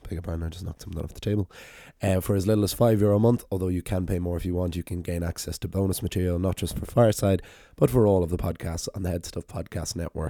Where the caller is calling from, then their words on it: Dublin, Leinster, Ireland; yes, I'm recording still from Dublin